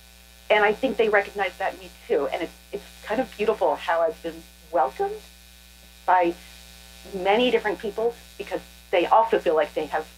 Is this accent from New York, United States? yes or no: no; Oklahoma, United States; We are the Creek people. And when I was growing up in Oklahoma, we just say Creek. But that's changed. And now we go by the Muscogee Nation.